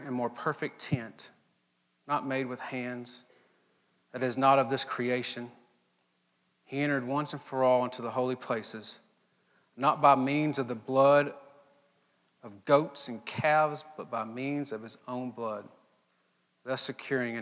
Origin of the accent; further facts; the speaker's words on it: Mississippi, United States; I'm from Mississippi and this is just what Mississippians